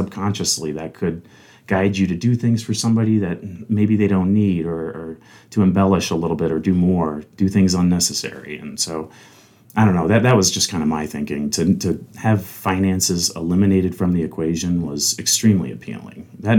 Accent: Fort Benning, Georgia, United States; born there; also born or lived in Alabama / Kentucky / Tennessee / Texas; My dad was in the Army. I was born in Fort Benning, Georgia, a very common military post, and I actually lived there four different times throughout my childhood.

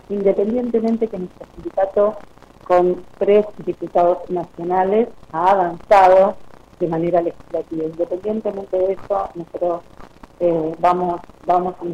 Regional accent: Santa Fe, Argentina; soy de Santa Fe.

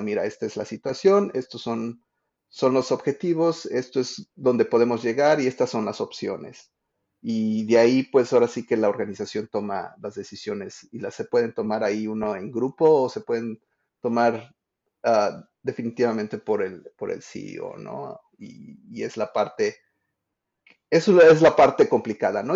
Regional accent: Mexico; now in Washington, D.C., United States; soy un diseñador de experiencias de usuario que vive en, Washington, D.C., pero crecí en México

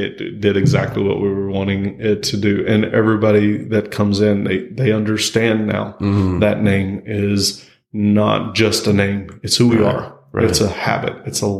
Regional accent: Texas, United States; roots here in Texas. I was born in Texas. I've been raised in Texas. I'm Texas all the way through.

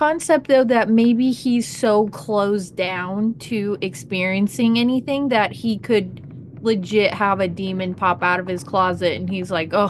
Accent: Ohio, United States; where I grew up in Ohio

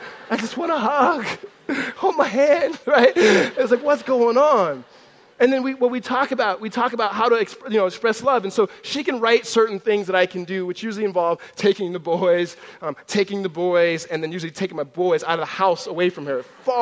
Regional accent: Southern California, United States; also born or lived in Gilbert, Arizona; now in Tempe, United States; Growing up in Southern California

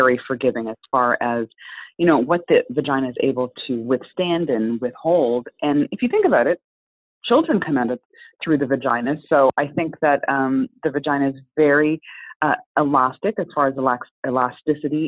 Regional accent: Canada; also born or lived in Jamaica (heritage); now in Chicago, United States; We have same first name, we have Jamaican heritage, we're Canadian

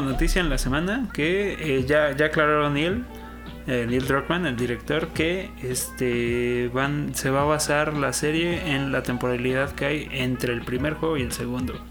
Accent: Mexico; la bandera que traemos como mexicanos

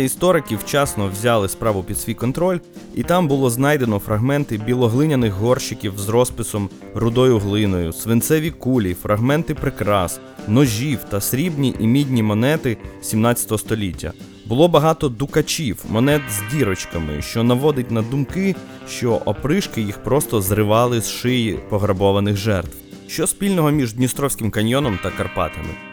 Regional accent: Bukovina, Ukraine; як буковинець

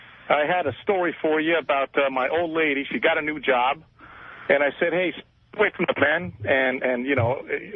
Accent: New York City, New York, United States; moved away as an adult; now in Los Angeles, United States; I'm from Brooklyn.

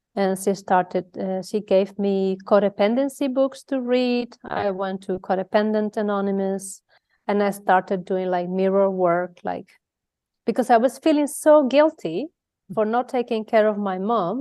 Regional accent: Mallorca, Balearic Islands, Spain; moved away as an adult; now in Netherlands; I'm from Spain, from Mallorca. Uh, if you don't know, Mallorca is a little island in the Mediterranean Sea. And there is where I was born and bred

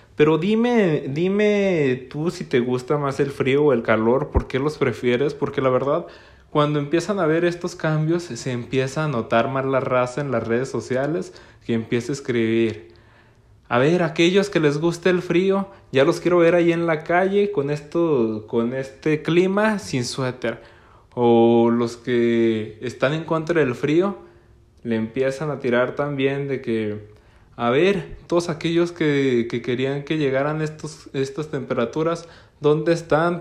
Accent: Gómez Palacio, Durango, Mexico; Yo soy de Gómez Palacio, Durango, una región al norte de México

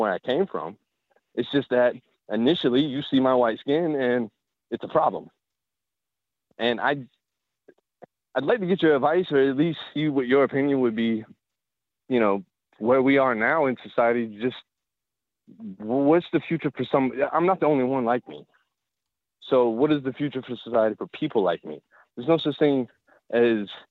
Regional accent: Columbia, South Carolina, United States; I grew up in the South. I'm from South Carolina. I grew up in Columbia

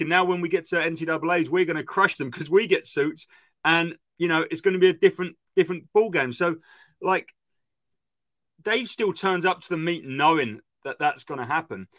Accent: United Kingdom; I'm British

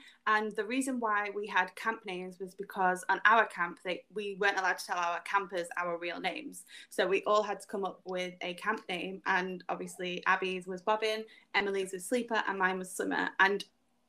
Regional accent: Manchester, North West England, United Kingdom; I'm from Manchester

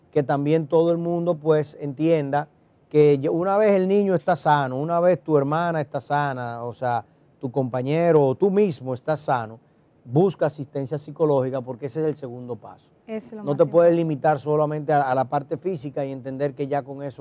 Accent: Dominican Republic; los puertorriqueños, al igual que los dominicanos, solo somos todos caribeños eh, y hablamos español, de las pocas islas en el Caribe que hablan español. Hay más islas que hablan inglés o francés o papiamento que español, pero eh, en términos de cantidad de personas, obviamente nosotros somos los, más populosos, los eh, dominicanos

